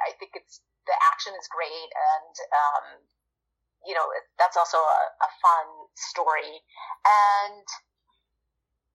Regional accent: India; I'm Indian. I was born in India

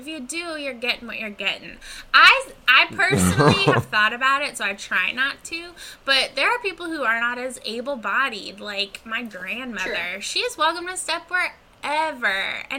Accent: Central Florida, United States; growing up in Central Florida, it's hot, it's sweaty.

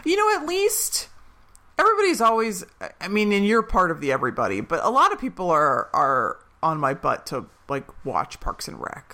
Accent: Philadelphia, Pennsylvania, United States; I'm from Philadelphia

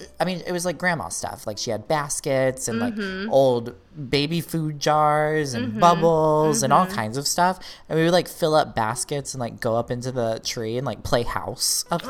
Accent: the Bible Belt, United States; And we didn't touch on this either, but like, we grew up in the Bible Belt.

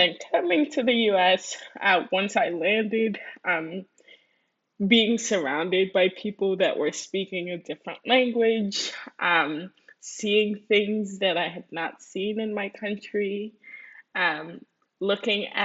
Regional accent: New York, United States; first language Spanish; English is a second language; also born or lived in Dominican Republic; I moved to the U.S. when I was 8 years old

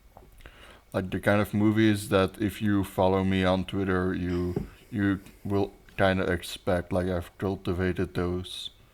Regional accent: Belgium; English is a second language; I'm your host or co host from Belgium

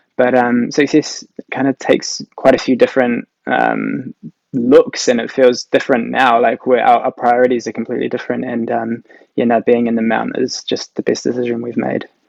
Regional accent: Whangarei, Northland, New Zealand; moved away as an adult; also born or lived in Auckland; now in Papamoa, New Zealand; I grew up in Whangarei.

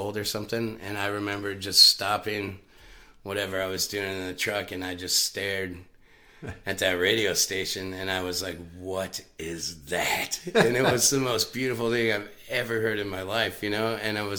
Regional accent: Knights Ferry, California, United States; also born or lived in Michigan; Yeah, like Northern Central, Oakdale, Knights Ferry, California.

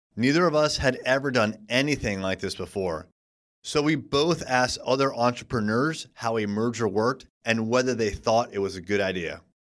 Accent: United States; being an American

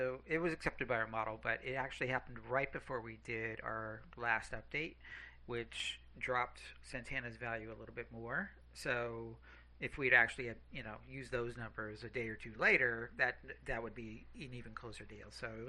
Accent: Fremont, California, United States; my hometown, Fremont, California.

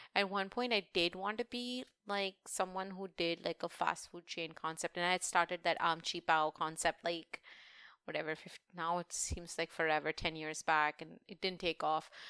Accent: India; moved away; being Indian

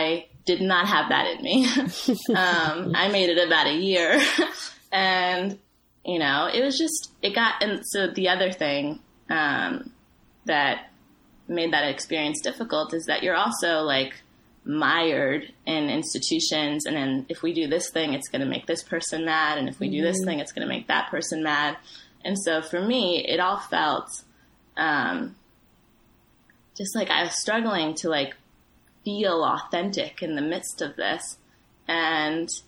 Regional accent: Ethiopia; moved away; I'm from Ethiopia

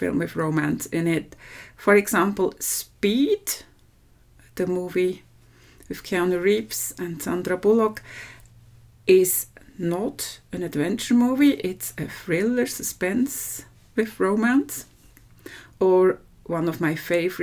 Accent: Switzerland; from Switzerland

